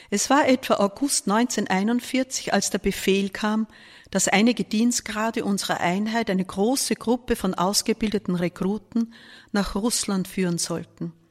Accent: Vienna, Austria; Dazu kam für mich als Wiener der Vorteil, dass ich zu Hause wohnen durfte, wie alle anderen Studenten aus Wien.

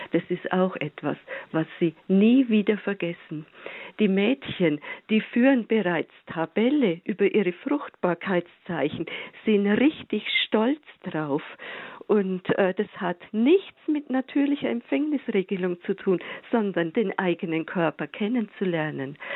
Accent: Bavaria, Germany; ich meine, ich bin aus Bayern, ne, darum kenne ich jetzt die Lehrpläne besonders.

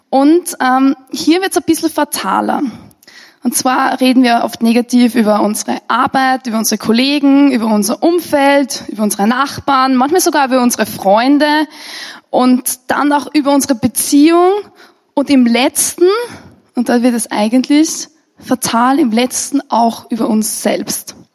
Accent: Austria; Und als Österreicher gehört es schon fast zu unserem Hobby, dass wir grundsätzlich negativ sind und vor allem über Verantwortungsträger.

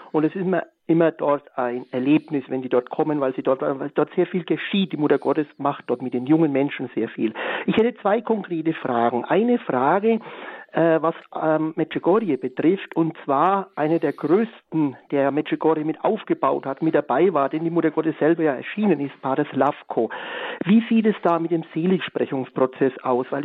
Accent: Bamberg, Bavaria, Germany; Ich komme aus Bamberg und auch von Totus Tours.

